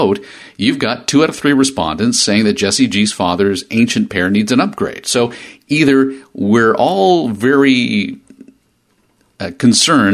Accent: Canada; We're Canadian

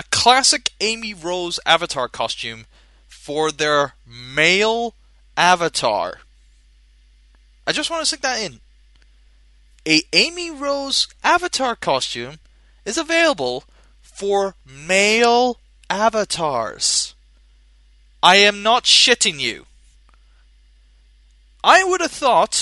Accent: Scotland, United Kingdom; I'm a Scottish bastard

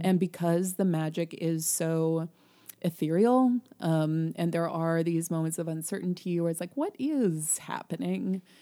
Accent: Illinois, United States; we're from Illinois

